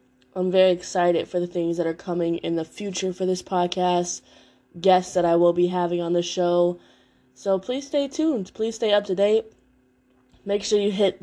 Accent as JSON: {"language": "English", "town": "Chicago", "region": "Illinois", "country": "United States", "tie": "born or raised there", "moved": "yes", "lives_now": "North Carolina, United States", "said": "I'm in Chicago currently right now. Y'all know I live in North Carolina, but I love my hometown"}